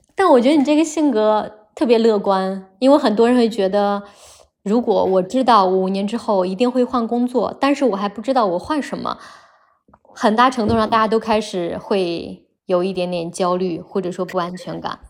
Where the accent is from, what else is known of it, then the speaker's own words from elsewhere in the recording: Henan, China; moved away as an adult; also born or lived in Beijing / Shanghai / Hong Kong; now in Rome, Italy; 我老家在河南嘛，从北京回来